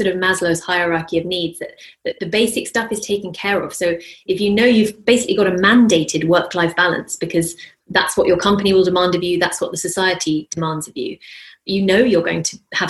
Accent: London, United Kingdom; now in Denmark; Whereas I came from London, the idea that you would let your kids anywhere out of your sight

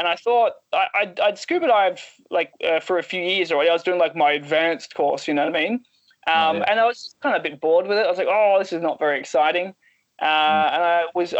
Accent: Australia; being Australian

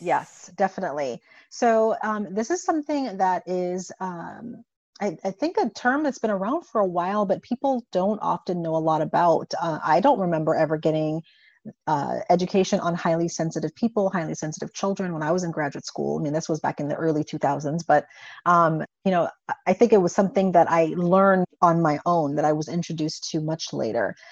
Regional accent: U.S. Virgin Islands; moved away as an adult; also born or lived in Buffalo, New York / Indiana; I uh, was born and raised in the Caribbean uh, in the U.S. Virgin Islands, and so I come from a very small 84 square mile island named St. Croix

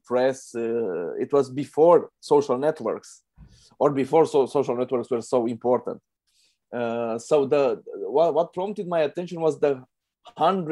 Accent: Romania; I'm a filmmaker from Romania.

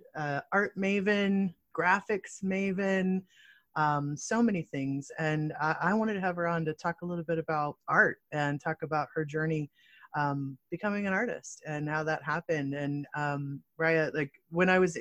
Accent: Chicago, Illinois, United States; also born or lived in Michigan; I grew up in Chicago.

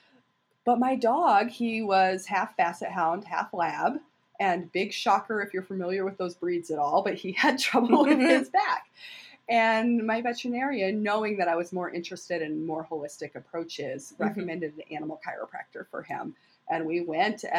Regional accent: Madison, Wisconsin, United States; moved away as an adult; now in Quad Cities, United States; I'm from Madison, Wisconsin, originally

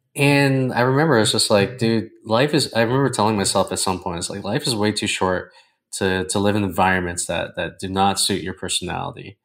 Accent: Toronto, Ontario, Canada; moved away as an adult; now in Costa Rica; I've always lived about ten to twenty miles away from my hometown.

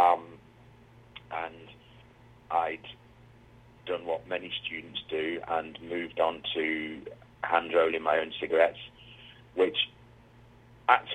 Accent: Wigan, North West England, United Kingdom; I grew up in a small mining town. It was a mining town originally called Wigan.

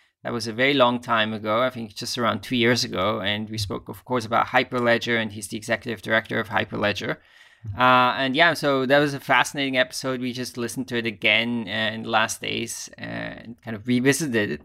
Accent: Basel, Basel-Stadt, Switzerland; moved away as an adult; I used to live in Basel, of course, until I was around 18 years. So it's my hometown

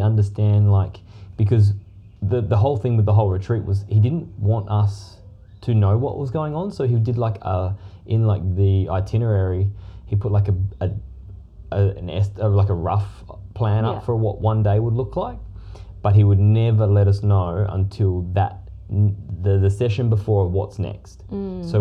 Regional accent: Perth, Western Australia, Australia; moved away; We're originally from Perth.

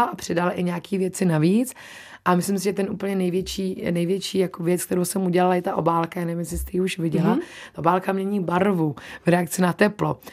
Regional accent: Czechia; also born or lived in New Zealand; my jsme zvyklí Češi, jíst maso

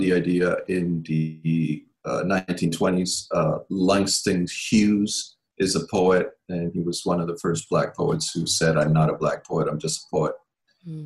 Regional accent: Nicaragua; moved away; also born or lived in Ecuador; I was raised mostly in Nicaragua through the 80s

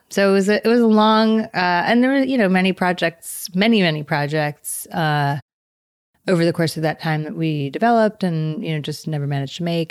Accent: New York, United States; moved away; I come from New York

